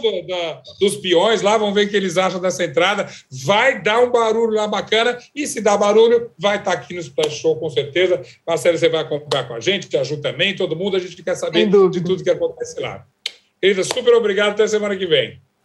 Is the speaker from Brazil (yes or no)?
yes; Uberaba, Minas Gerais, Brazil; moved away; Eu passei uma semana na minha terra, lá em Uberaba